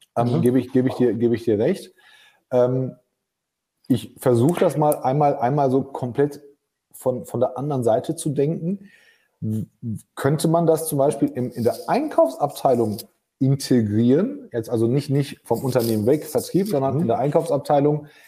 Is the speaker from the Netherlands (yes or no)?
no; Germany; bei uns in Deutschland